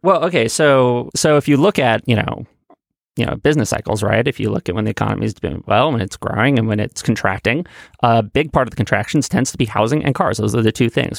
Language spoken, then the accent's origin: English; New York City, New York, United States; I grew up in Manhattan